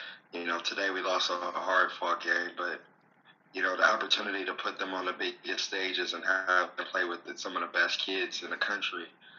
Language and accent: English; Oakland, California, United States; moved away as an adult; also born or lived in Richmond, California / Billings, Montana; I grew up in Oakland, California, Richmond, California. I went to, elementary and middle school in Oakland, and then I went to high school at Richmond High. And then I went to Humboldt State University up in Northern California.